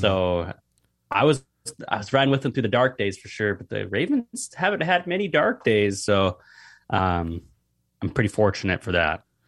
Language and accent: English; Seattle, Washington, United States; I'm from Seattle